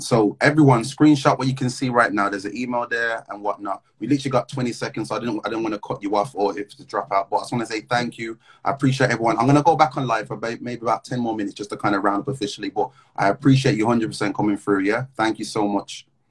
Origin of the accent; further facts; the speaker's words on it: Midlands, United Kingdom; now in London, United Kingdom; I'm from the Midlands. I live in London.